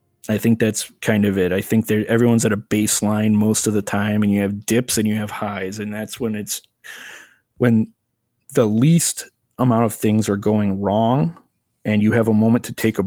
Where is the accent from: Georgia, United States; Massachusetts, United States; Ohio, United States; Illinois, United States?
Illinois, United States; Crystal Lake; I am from Crystal Lake, Illinois.